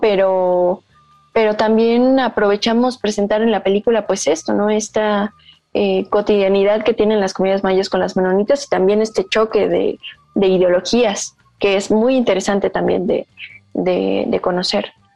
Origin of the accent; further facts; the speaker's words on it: Yucatán, Mexico; yo vivo en Yucatán, yo nací en Yucatán eh, y he estado ahí toda mi vida.